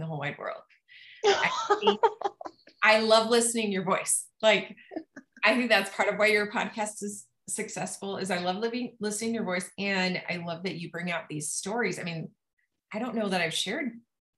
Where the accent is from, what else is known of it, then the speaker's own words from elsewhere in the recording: Utah, United States; also born or lived in Rexburg, Idaho; I lived with my mom in Utah during the school year